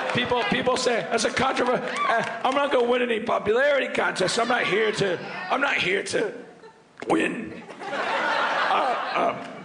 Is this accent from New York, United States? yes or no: yes; New York, United States; I'm from New York. I've lived here my whole life.